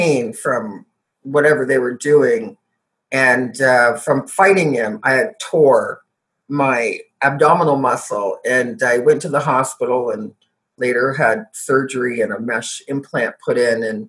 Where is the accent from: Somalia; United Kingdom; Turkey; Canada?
Canada; I was born and raised in Canada